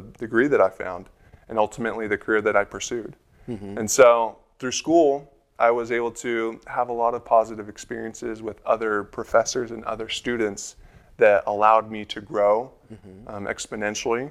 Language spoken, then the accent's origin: English; Utah, United States; I'm a Utah boy. I grew up here in Utah. Most of it was actually in Salt Lake County